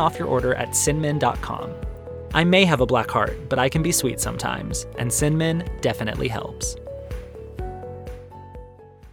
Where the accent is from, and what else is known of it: Arizona, United States; born or raised there